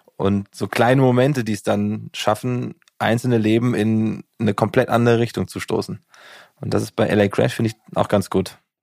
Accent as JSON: {"language": "German", "town": "Gießen", "region": "Hesse", "country": "Germany", "said": "ich komme ja aus Gießen"}